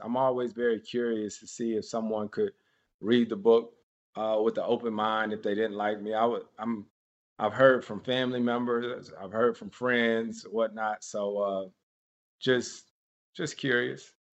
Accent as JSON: {"language": "English", "town": "Winston-Salem", "region": "North Carolina", "country": "United States", "tie": "born or raised there", "said": "Winston-Salem State University is an HBCU in my hometown"}